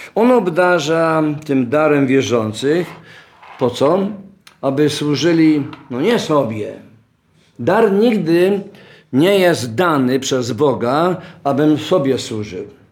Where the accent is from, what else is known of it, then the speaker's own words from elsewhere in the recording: Oświęcim, Lesser Poland, Poland; Urodziłem się w Oświęcimiu